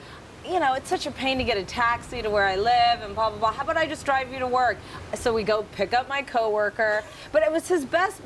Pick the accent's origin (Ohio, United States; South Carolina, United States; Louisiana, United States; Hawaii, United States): South Carolina, United States; born or raised there; also born or lived in Indiana